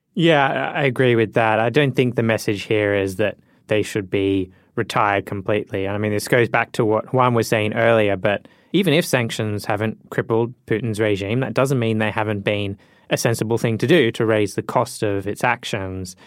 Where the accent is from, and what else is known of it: Australia; born or raised there; moved away